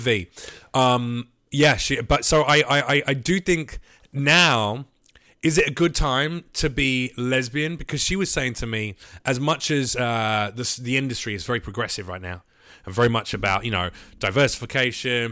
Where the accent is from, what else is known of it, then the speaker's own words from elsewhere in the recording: London, United Kingdom; I am a Londoner